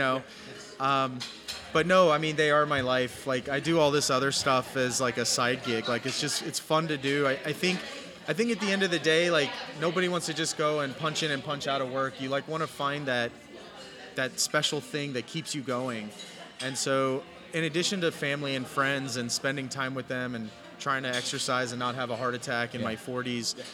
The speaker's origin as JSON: {"language": "English", "town": "San Antonio", "region": "Texas", "country": "United States", "tie": "born or raised there", "moved": "as an adult", "said": "I'm born and raised in San Antonio"}